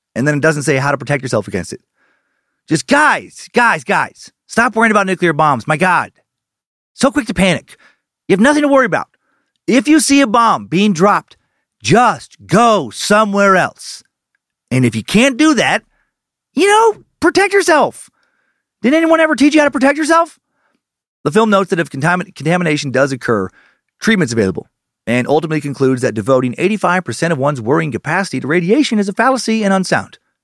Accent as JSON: {"language": "English", "region": "Idaho", "country": "United States", "said": "my home state"}